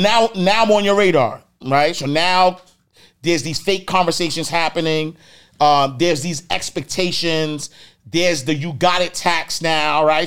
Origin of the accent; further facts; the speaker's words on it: New York City, New York, United States; I'm from Harlem. Like, I'm from the streets